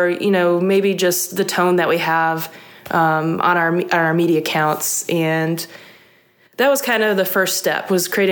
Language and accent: English; Trenton, Michigan, United States; moved away as an adult; now in Starkville, United States; I grew up in Trenton, Michigan, which is a Metro Detroit area.